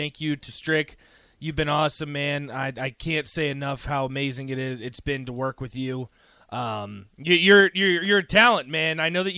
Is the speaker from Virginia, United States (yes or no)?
yes; Blacksburg, Virginia, United States; moved away as an adult; now in Lincoln, United States; I'm not from Nebraska. I'm from halfway across the country, in Blacksburg, Virginia. This isn't my home. I knew no one moving here.